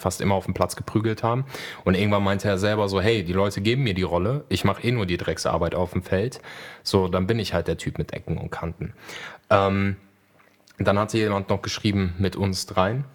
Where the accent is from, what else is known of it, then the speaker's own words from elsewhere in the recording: Poland; moved away; ich bin ja gebürtig aus Polen